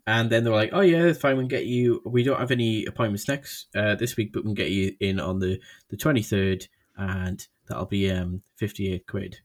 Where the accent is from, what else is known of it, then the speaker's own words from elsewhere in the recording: United Kingdom; I'm British